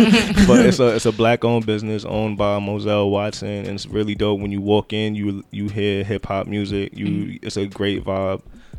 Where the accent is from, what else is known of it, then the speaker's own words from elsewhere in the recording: Jamaica; also born or lived in Brooklyn, New York; now in New York, United States; because I'm Jamaican